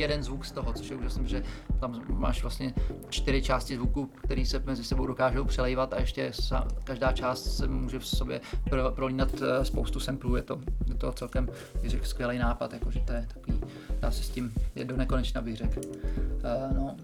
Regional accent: Prague, Czechia; jsem z Prahy

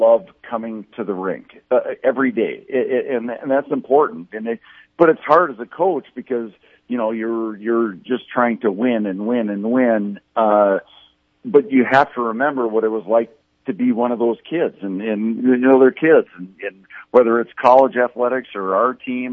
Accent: Inver Grove Heights, Minnesota, United States; I grew up in Evergrove Heights, Minnesota, so just south of St. Paul, like in Twin Cities area

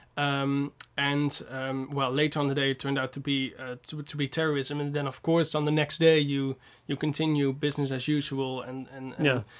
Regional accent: North Brabant, Netherlands; I'm from Brabant

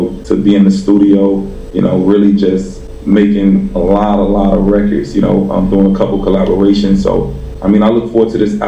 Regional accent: Florida, United States; me being born and raised in Florida

